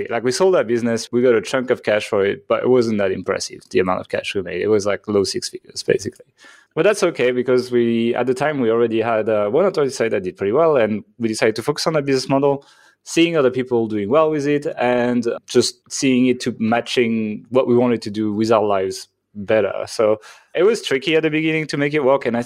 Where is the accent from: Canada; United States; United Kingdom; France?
France; accent: French; English is a second language; moved away as an adult; I'm from France, actually. So if you're like, what the hell is that accent? That is a French accent, uh, but I haven't lived in France for a long time. I moved out when I was around like 22 or something